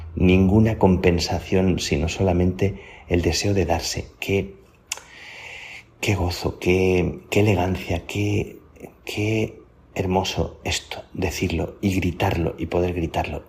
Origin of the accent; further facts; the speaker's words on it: Plasencia, Extremadura, Spain; las carmelitas de, mi pueblo, de Plasencia